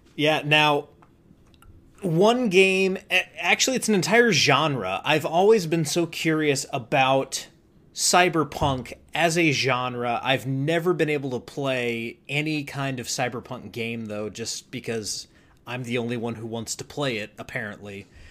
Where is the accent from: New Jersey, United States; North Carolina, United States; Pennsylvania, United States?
North Carolina, United States; I'm from North Carolina.